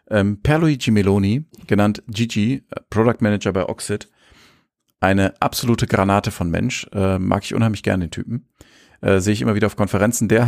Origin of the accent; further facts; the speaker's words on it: Bavaria, Germany; also born or lived in Munich; ich bin Franke von von von ne, deswegen. Aber in München geboren.